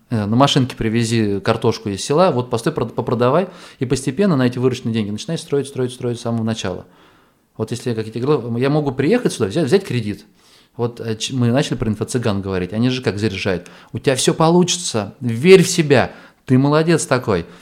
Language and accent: Russian; Astrakhan, Astrakhan Oblast, Russia; moved away; я из Астрахани